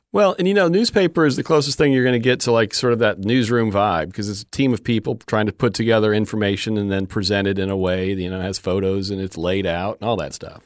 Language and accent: English; Fort Myers, Florida, United States; I grew up in Fort Myers and we have a beach